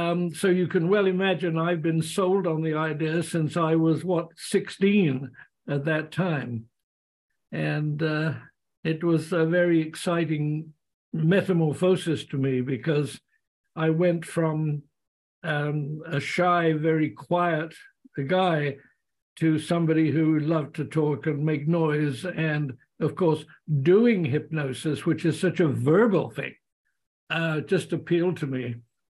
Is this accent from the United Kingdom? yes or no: yes; England, United Kingdom; moved away as an adult; now in Canada; in 52, I came over from England and settled in Canada.